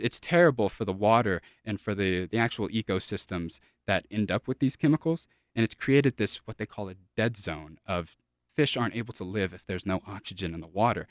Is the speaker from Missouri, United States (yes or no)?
no; South Louisiana, United States; moved away as an adult; now in Colorado, United States; I'm from South Louisiana, and we'll get to that in a minute. But, uh, I moved to Colorado in two thousand eighteen to come to college here at C S U.